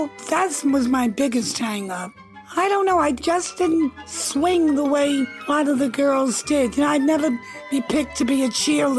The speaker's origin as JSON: {"language": "English", "town": "New York City", "region": "New York", "country": "United States", "tie": "born or raised there", "said": "I grew up in the Bronx, opposite the Yankee Stadium."}